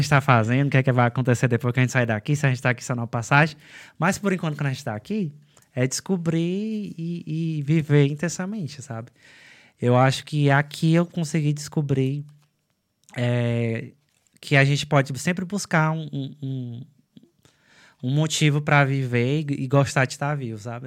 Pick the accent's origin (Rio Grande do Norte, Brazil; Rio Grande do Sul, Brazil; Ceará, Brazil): Ceará, Brazil; São Benedito; moved away as an adult; also born or lived in Quixadá; now in Ireland; São Benedito, que é a minha cidade